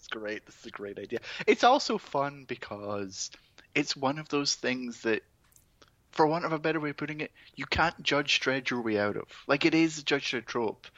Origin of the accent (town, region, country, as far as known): Scotland, United Kingdom; born or raised there